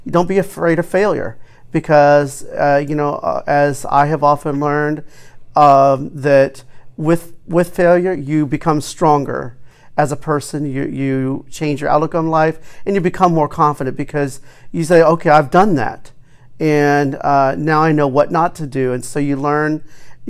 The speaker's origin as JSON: {"language": "English", "town": "Springfield", "region": "Ohio", "country": "United States"}